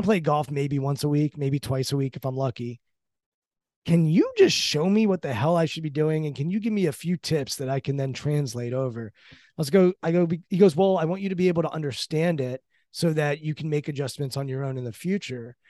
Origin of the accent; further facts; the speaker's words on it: Maryland, United States; I grew up in Maryland and grew up on the Orioles